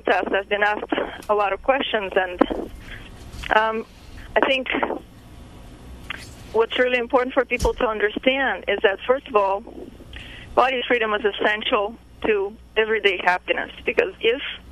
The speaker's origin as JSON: {"language": "English", "country": "Russia", "tie": "born or raised there", "moved": "yes", "lives_now": "United States", "said": "I grew up in Russia"}